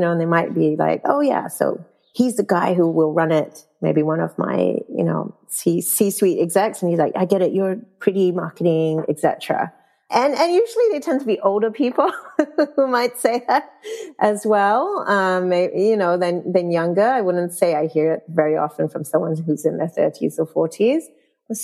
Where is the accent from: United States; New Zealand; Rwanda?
New Zealand; moved away as an adult; also born or lived in Malaysia; growing up in New Zealand, and I went to an all-girls school